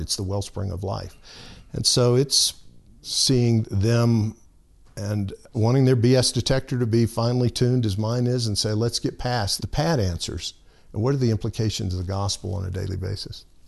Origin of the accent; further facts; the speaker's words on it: Alabama, United States; moved away; I grew up in Alabama